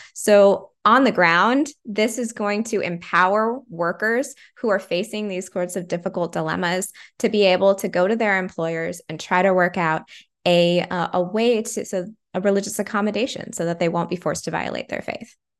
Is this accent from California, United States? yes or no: yes; California, United States; growing up in California